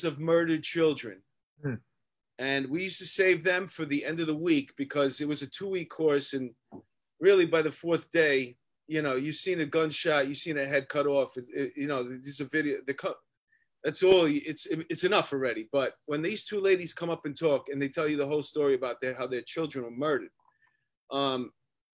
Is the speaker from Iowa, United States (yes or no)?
no; New York City, New York, United States; We grew up together in Astoria, Queens